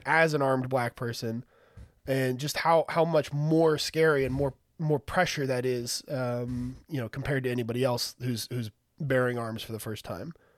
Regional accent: San Antonio, Texas, United States; I'm from San Antonio. I live in San Antonio.

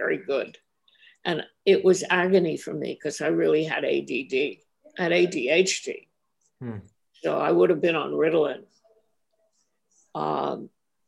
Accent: New York City, New York, United States; also born or lived in Brooklyn, New York; I moved when I was 1 or 2 years old to Manhattan. I mean, my parents moved to Manhattan, and I grew up in Washington Heights.

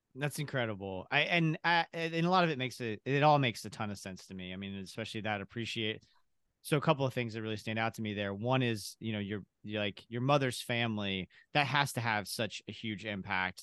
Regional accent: Kentucky, United States; I'm originally from Kentucky

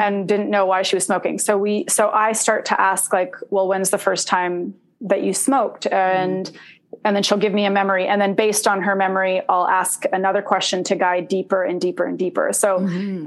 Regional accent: Oregon, United States; also born or lived in Indonesia / Los Angeles, California; I grew up in Oregon. Yeah. Um, uh, I mean, I grew up in LA and then in Oregon

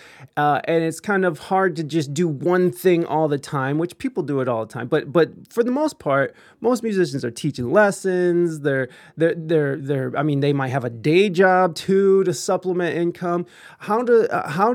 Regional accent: United States; accent: American

